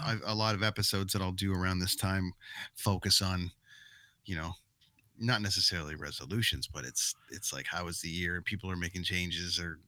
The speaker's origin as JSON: {"language": "English", "country": "Canada", "said": "as a Canadian dad or parent"}